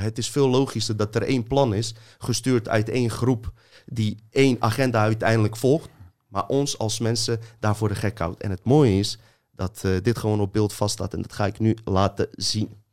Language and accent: Dutch; Bosnia & Herzegovina; moved away; ik kom uit een corrupt land, uit Joegoslavië, Bosnië